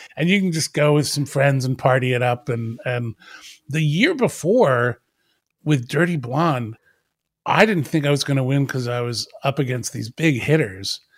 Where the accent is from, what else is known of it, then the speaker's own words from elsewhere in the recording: Wardstown, New Jersey, United States; I grew up in South Jersey in a little town called Wardstown